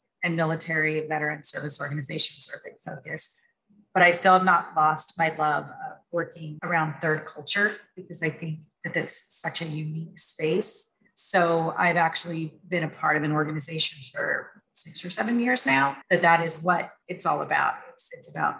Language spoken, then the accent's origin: English; San Francisco Bay Area, California, United States; moved away as an adult; We were raised in the San Francisco Bay Area, very diverse, inclusive type of area